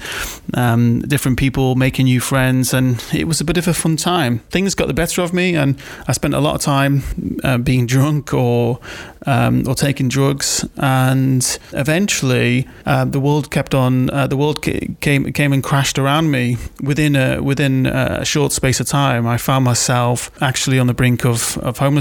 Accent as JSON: {"language": "English", "area": "Wirral", "region": "North West England", "country": "United Kingdom", "tie": "born or raised there", "moved": "yes", "lives_now": "Manchester, United Kingdom", "said": "I grew up in Wirral, 1986, to a single-parent household"}